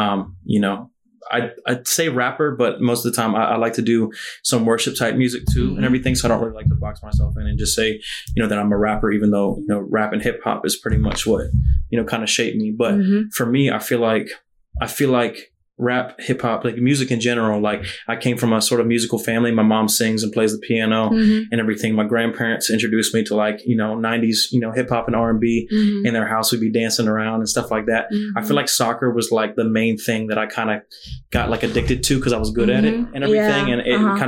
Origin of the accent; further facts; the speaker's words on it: Weddington, North Carolina, United States; moved away as an adult; also born or lived in Charlotte, North Carolina; now in Harrisonburg, United States; I am from Charlotte, North Carolina, but was raised in a little suburb, you know, kind of on the south side of Charlotte called Weddington, North Carolina.